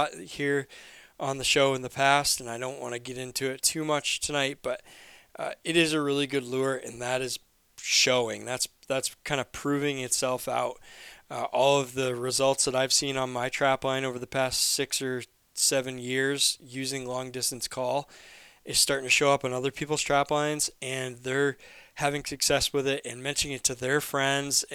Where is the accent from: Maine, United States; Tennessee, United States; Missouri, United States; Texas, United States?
Maine, United States; I'm from Maine